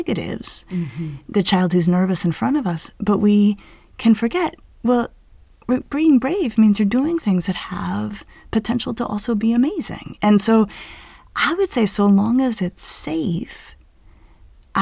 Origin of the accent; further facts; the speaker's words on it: Denver, Colorado, United States; hiking and rock climbing I did growing up in Denver